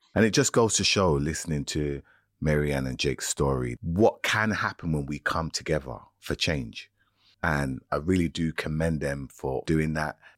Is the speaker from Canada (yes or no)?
no; United Kingdom; as a young person growing up in Britain